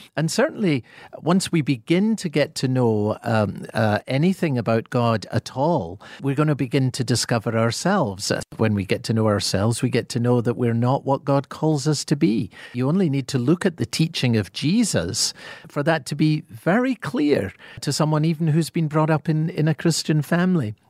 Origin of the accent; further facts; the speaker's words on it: Scotland, United Kingdom; accent: Scottish; my Scottish accent